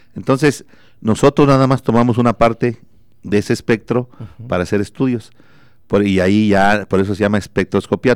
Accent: Cortázar, Guanajuato, Mexico; also born or lived in France; now in Celaya, Mexico; yo soy de Cortázar, yo soy de, nací en Cortázar y viví, viví mucho tiempo, ahorita yo vivo en Celaya

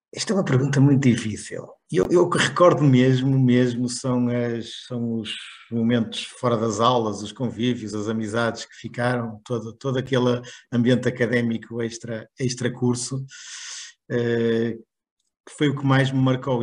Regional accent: Barcelos, Norte, Portugal; accent: northern; já devem ter percebido o meu sotaque, sou, sou, do Norte, sou de origem de Barcelos

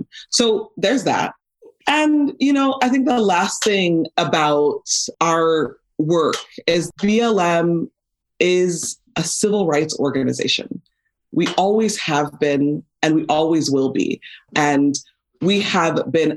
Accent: Los Angeles, California, United States; life growing up in Van Nuys.

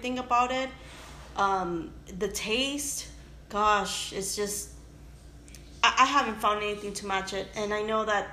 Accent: Los Angeles, California, United States; also born or lived in Mexico City, Mexico; we made our way to Boyle Heights

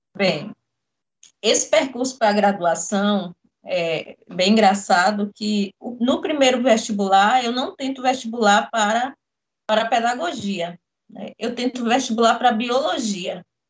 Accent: Jequié, Bahia, Brazil; nascida no interior da Bahia, em Jequié

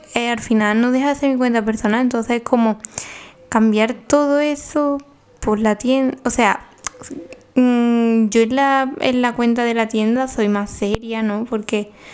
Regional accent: Paradas, Seville, Andalusia, Spain; en Sevilla, mi pueblo

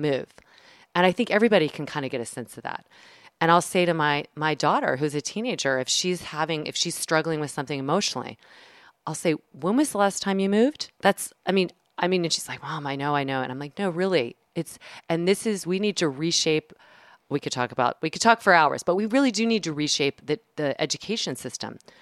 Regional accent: the South, United States; I'm from the South

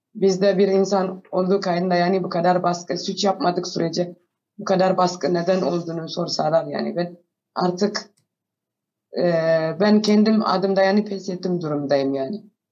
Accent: Ethiopia; Turkish is a second language; also born or lived in Sudan; now in Ankara, Turkey; asli olarak Etiyopyalıyım

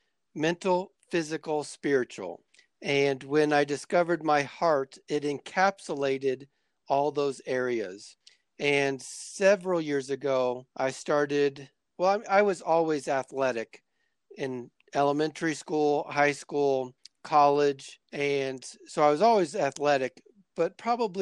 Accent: Florida, United States; now in Colorado Springs, United States; I live in Colorado Springs, Colorado, USA. I grew up in Florida

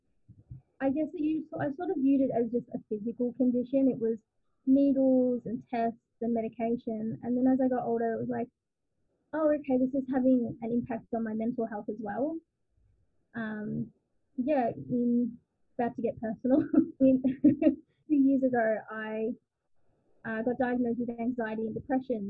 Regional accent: Latrobe Valley, Victoria, Australia; I grew up in the Latrobe Valley, so about 2 hours away from Melbourne.

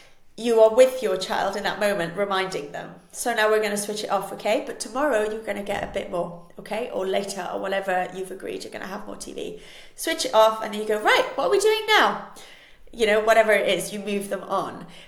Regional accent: Switzerland; first language Spanish; English is a second language; I was raised in Switzerland, and we moved there before I was two. So for me, Switzerland is home, but I would define myself as Spanish

